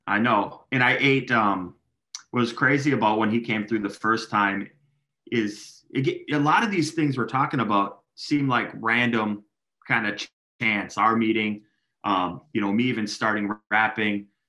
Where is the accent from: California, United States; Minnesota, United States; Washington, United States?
Minnesota, United States; Minneapolis; I grew up in South Minneapolis. That's my heart.